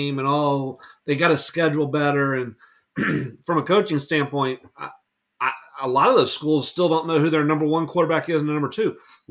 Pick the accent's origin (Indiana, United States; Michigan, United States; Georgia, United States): Georgia, United States; Atlanta; I grew up in Atlanta